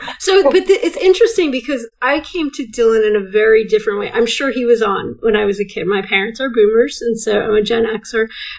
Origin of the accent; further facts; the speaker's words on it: England, United Kingdom; I love language and as another English person.